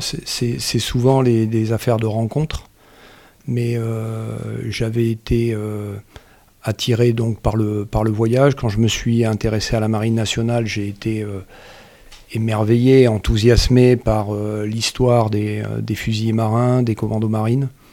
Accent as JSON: {"language": "French", "town": "Marseille", "region": "Provence-Alpes-Côte d'Azur", "country": "France", "tie": "born or raised there", "moved": "yes", "said": "j'ai grandi à Marseille."}